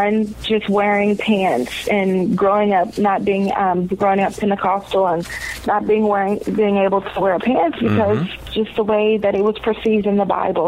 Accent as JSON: {"language": "English", "region": "the South", "country": "United States", "tie": "born or raised there", "said": "I'm growing up in the South, many African-Americans go to church"}